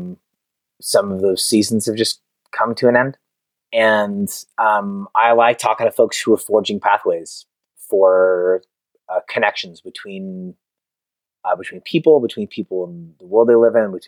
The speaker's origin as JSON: {"language": "English", "town": "Concord", "region": "California", "country": "United States", "tie": "born or raised there", "also_born_or_lived": "Oakland, California / Martinez, California", "said": "I was born in Oakland. I grew up in Concord"}